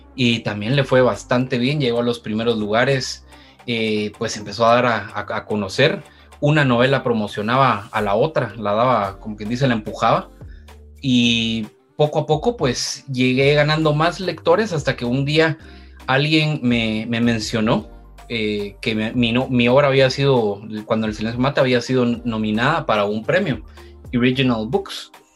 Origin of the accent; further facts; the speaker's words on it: Guatemala; mi experiencia como escritor guatemalteco